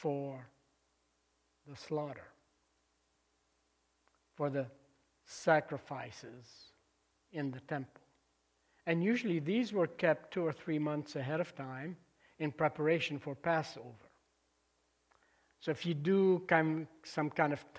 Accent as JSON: {"language": "English", "country": "Lebanon", "tie": "born or raised there", "moved": "yes", "said": "I was back in my home country in Lebanon in 1999, visiting family there. And I asked my cousin to drive me up to the convent where I grew up"}